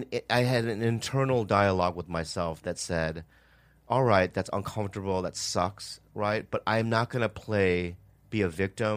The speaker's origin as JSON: {"language": "English", "town": "Edina", "region": "Minnesota", "country": "United States", "tie": "born or raised there", "moved": "yes", "said": "Asian kid, because I grew up in Minnesota for like 8 years. And I was like the only Asian kid in Edina."}